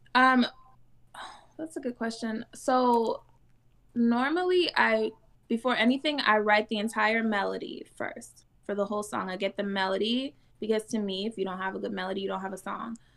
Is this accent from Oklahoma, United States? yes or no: no; Detroit, Michigan, United States; I'm from Detroit. My mom's from Jamaica.